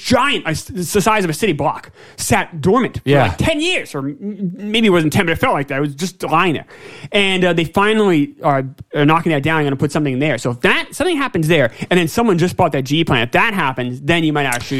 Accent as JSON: {"language": "English", "region": "New York", "country": "United States", "said": "I came from New York"}